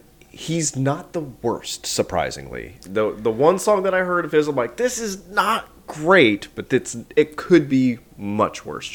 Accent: Southern Indiana region, Western Kentucky, United States; I'm from not the Appalachian part of Kentucky, but close. I'm from the Western Kentucky, Southern Indiana region, like that kind of area. It is humid as it makes you want to kill yourself.

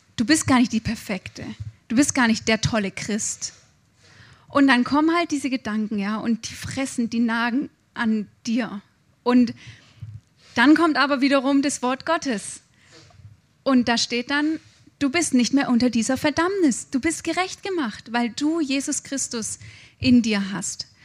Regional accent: Germany; Ich habe mich als Deutsche verhalten im Ausland

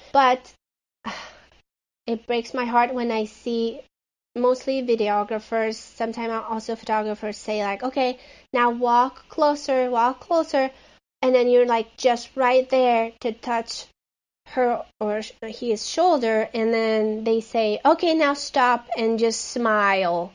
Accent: Hungary; now in Phoenix, United States; I live in Phoenix, Arizona, uh, but I'm originally from Hungary

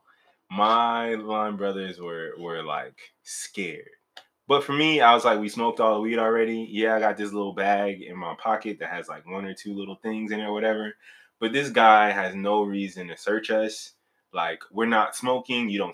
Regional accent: Maywood, Illinois, United States; moved away; I'm originally from Maywood, Illinois

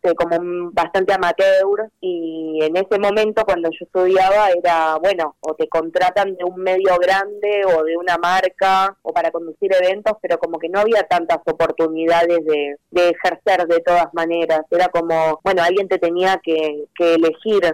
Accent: Buenos Aires, Argentina; yo soy de Lugano

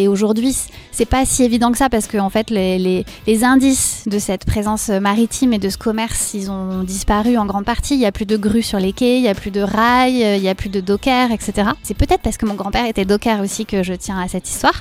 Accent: Bordeaux, Nouvelle-Aquitaine, France; en tant que Bordelaise

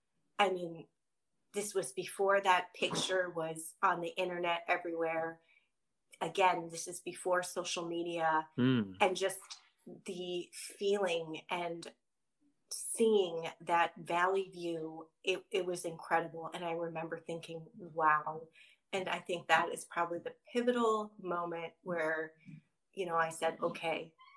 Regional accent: Midwest, United States; again, growing up in the Midwest and not being familiar with trails or really even doing too much outdoorsy activities, I was a city girl

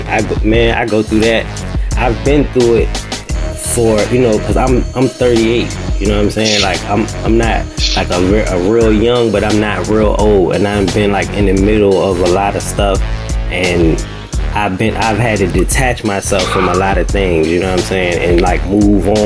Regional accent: New York City, New York, United States; Grew up on the West Side. Okay, West Side, Manhattan.

